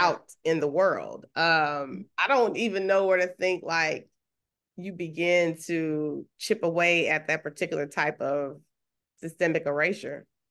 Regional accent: Huntsville, Texas, United States; where I grew up in Huntsville, you know, small town in Texas

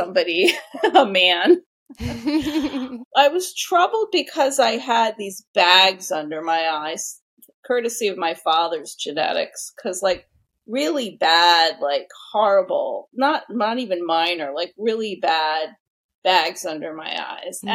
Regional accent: New York City, New York, United States; now in Connecticut, United States; I'm a New Yorker at heart. I grew up in New York City.

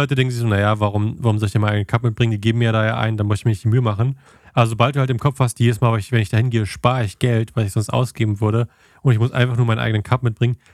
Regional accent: Germany; als Deutscher

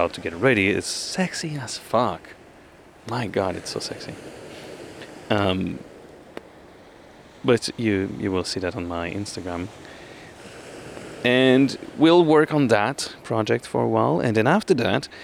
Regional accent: France; moved away; also born or lived in Batumi, Georgia

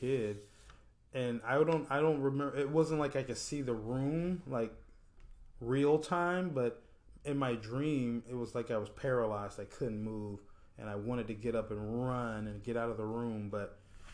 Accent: Apopka, Florida, United States; I grew up in Apopka

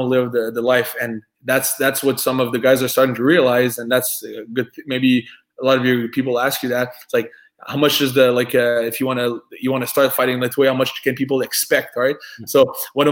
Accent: France; accent: French; English is a second language; I'm French, right? I have an accent.

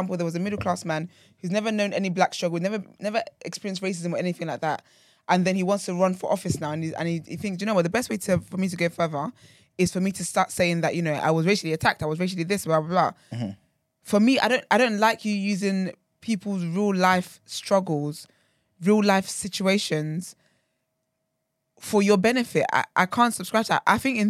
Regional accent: Nigeria; I say, Abby, I'm so Nigerian, bloody hell.

